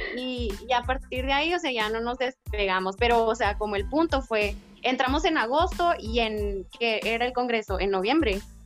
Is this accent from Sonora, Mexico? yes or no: yes; Sonora, Mexico; moved away as an adult; also born or lived in Guadalajara; soy ingeniera en ciencias ambientales con maestría en proyectos y edificaciones sustentables. Soy de Sonora